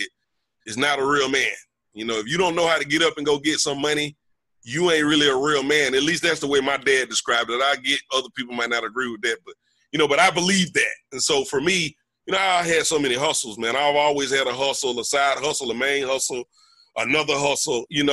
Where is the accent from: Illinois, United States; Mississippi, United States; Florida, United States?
Mississippi, United States; moved away; I'm from Mississippi. I'm from a little small college town.